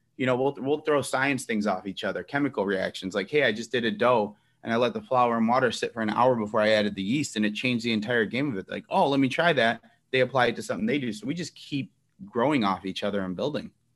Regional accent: Elmwood Park, Illinois, United States; I grew up in Elmwood Park, uh, very Italian community at the time.

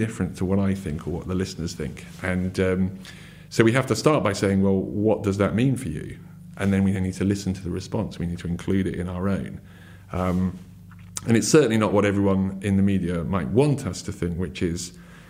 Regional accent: United Kingdom; also born or lived in Surrey, England; as a British person living in Surrey in England

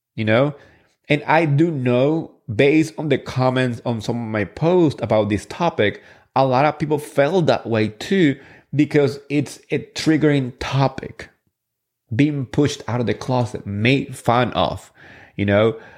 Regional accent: New Jersey, United States; I'm from Jersey

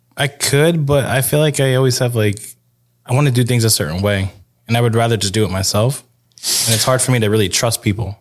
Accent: Newburgh, New York, United States; I'm from Newburgh, New York

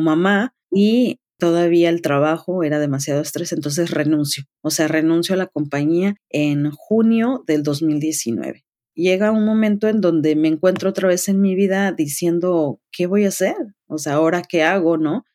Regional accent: Tlaxcala, Mexico; moved away as an adult; also born or lived in Windsor, Canada; now in Toronto, Canada; Yo soy de la ciudad de Tlaxcala, en México

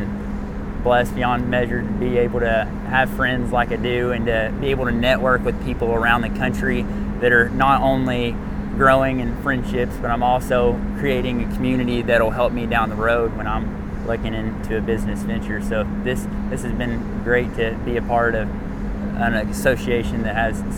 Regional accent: Bardwell, Texas, United States; I'm from Bardwell, Texas.

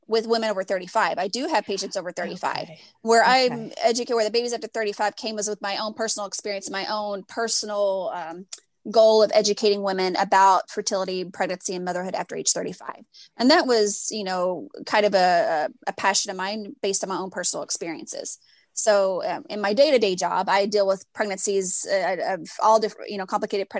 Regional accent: Louisville, Kentucky, United States; now in Galveston, United States; I am originally from Louisville, Kentucky.

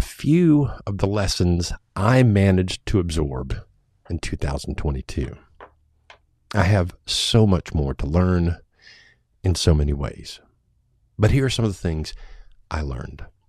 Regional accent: United States; My hometown is not the kind of place one might expect to find a yoga studio

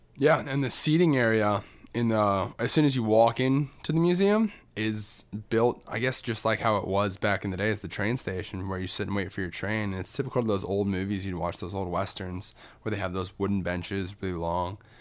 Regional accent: Orlando, Florida, United States; growing up in Orlando

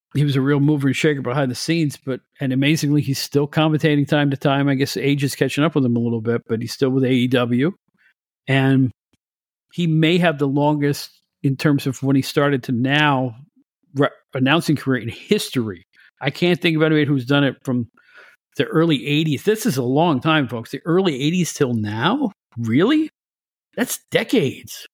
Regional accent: Catskill, New York, United States; my hometown of Catskill, New York

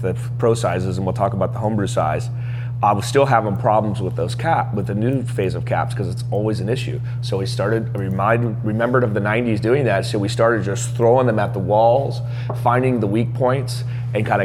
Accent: San Jose, California, United States; also born or lived in San Diego; I grew up in San Jose

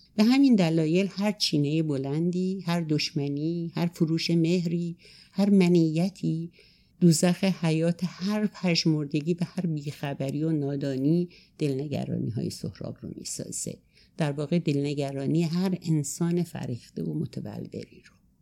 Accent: a remote village in Azerbaijan, Azerbaijan region, Iran; moved away; also born or lived in Tehran; من سال 34 در روستایی دور توی آذربایجان در خانواده دارایی به دنیا آمدم

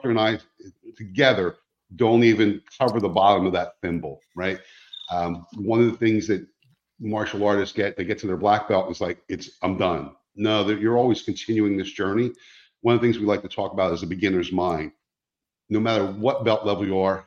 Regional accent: New Jersey, United States; moved away as an adult; now in Fort Myers, United States; I'm not from this area. I grew up in New Jersey. We moved here 5 years ago

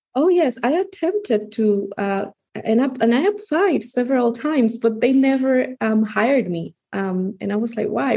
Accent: Santo Domingo, Distrito Nacional, Dominican Republic; English is a second language; I grew up in Santo Domingo in the Dominican Republic. Um, I've lived uh, my whole life in the Dominican Republic

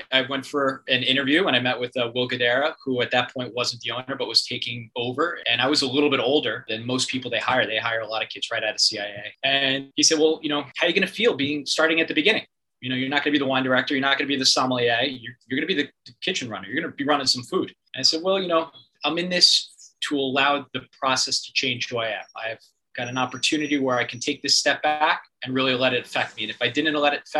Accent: New York, United States; Look, I'm a New Yorker. Watch me.

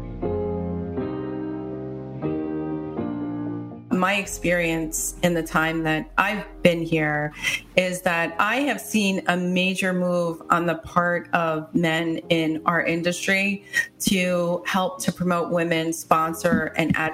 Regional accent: New York City, New York, United States; moved away; I was born in New York City

